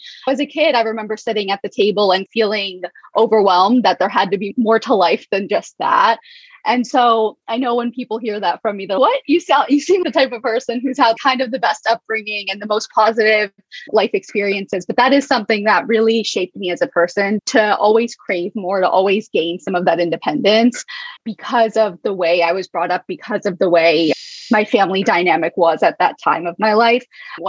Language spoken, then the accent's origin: English; Arkansas, United States; also born or lived in Alabama / Delaware; I was born in the South. I was born in Alabama. I lived there till I was 5. And then my parents moved to Arkansas. That's where I lived until I was 12. After that, I moved to Delaware.